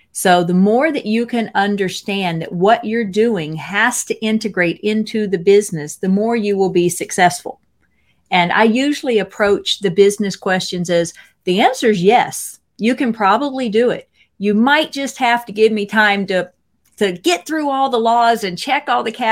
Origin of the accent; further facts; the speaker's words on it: Mississippi, United States; I'm from Mississippi.